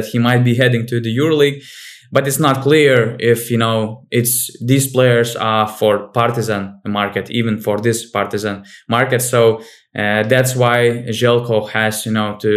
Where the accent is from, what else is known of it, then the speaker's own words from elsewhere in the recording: Panevėžys, Panevėžys County, Lithuania; Panevėžys, for example, my hometown team